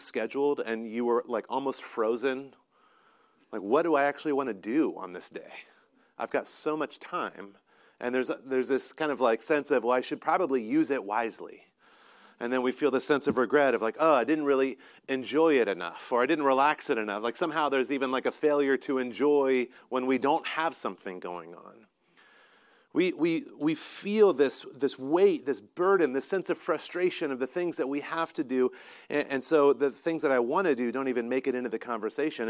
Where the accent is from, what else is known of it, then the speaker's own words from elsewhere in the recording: North Carolina, United States; moved away; I'm from North Carolina